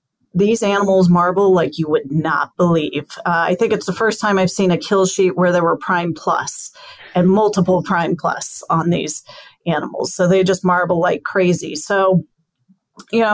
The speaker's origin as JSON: {"language": "English", "region": "New Mexico", "country": "United States", "tie": "born or raised there", "said": "I grew up in the West, especially in New Mexico"}